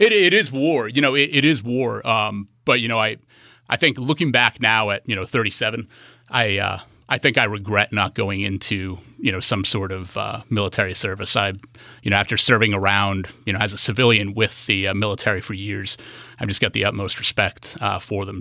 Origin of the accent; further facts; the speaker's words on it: New Hampshire, United States; moved away as an adult; also born or lived in North Carolina; now in Bainbridge Island, United States; after leaving high school, growing up in New Hampshire